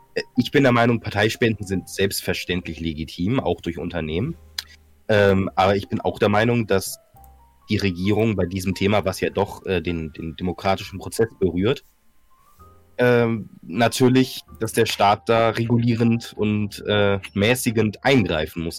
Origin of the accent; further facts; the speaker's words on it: Northern Germany, Germany; ich bin, ich bin Norddeutscher